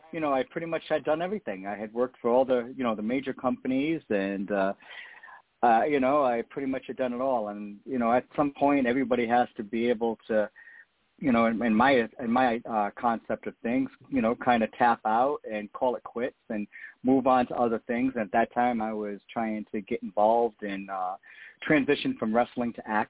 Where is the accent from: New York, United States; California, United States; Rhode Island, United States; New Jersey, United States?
Rhode Island, United States; my home state of Rhode Island, where I grew up